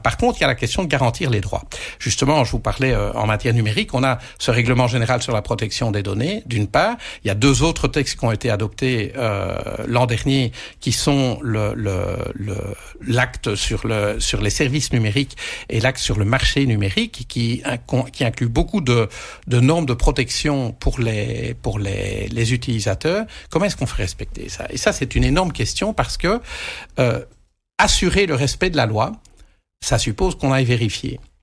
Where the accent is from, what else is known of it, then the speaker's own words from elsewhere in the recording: Belgium; quand on est belge, on est dans un petit pays